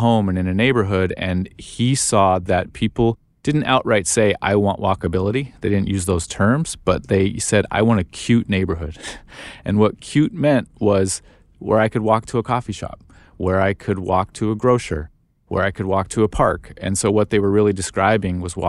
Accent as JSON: {"language": "English", "town": "Phoenix", "region": "Arizona", "country": "United States", "tie": "born or raised there", "moved": "yes", "said": "I'm from Arizona. I went to high school in Phoenix"}